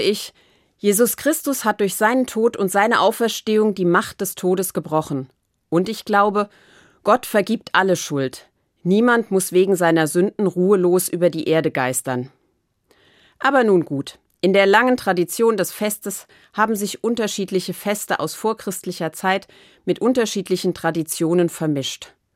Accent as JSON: {"language": "German", "country": "Germany", "said": "bei uns in Deutschland"}